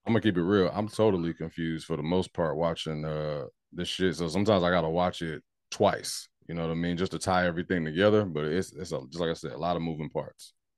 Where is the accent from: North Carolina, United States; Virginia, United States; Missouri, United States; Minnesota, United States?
North Carolina, United States; I'm from North Carolina